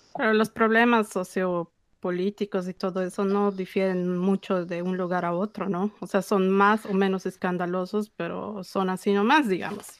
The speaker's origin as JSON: {"language": "Spanish", "country": "Bolivia", "said": "como bolivianos"}